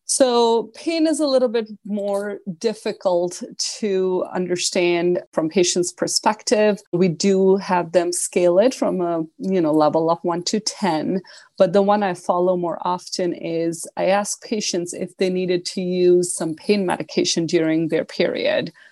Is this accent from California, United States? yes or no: no; Buffalo, New York, United States; I am from Buffalo